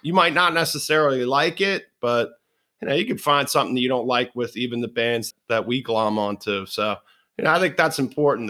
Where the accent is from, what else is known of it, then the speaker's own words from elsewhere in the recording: Baltimore, Maryland, United States; I'm a Baltimore boy, and part of that experience growing up in Fells Point